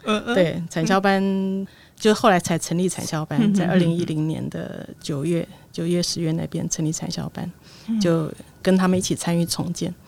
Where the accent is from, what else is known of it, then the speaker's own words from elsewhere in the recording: Taipei, Taiwan; also born or lived in Chashan; 因为一九九六年我从台北市嫁到茶山部落，那我在那边生活了十年的时间。